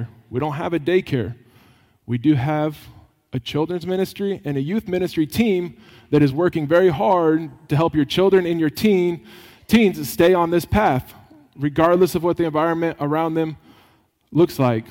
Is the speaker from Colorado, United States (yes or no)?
yes; Colorado, United States; I grew up in Colorado riding a lot of dirt bikes.